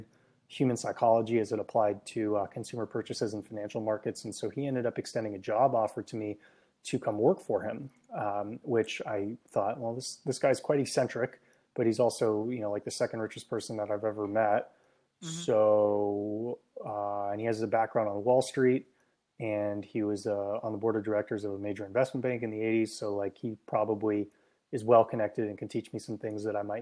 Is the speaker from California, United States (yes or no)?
yes; San Francisco Bay Area, California, United States; also born or lived in Hong Kong; I grew up in the San Francisco Bay Area